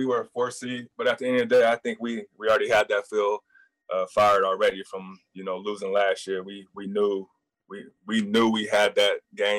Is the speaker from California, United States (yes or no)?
yes; Northern California, United States; I'm from Northern California, so I grew up as a huge Sacramento Kings fan.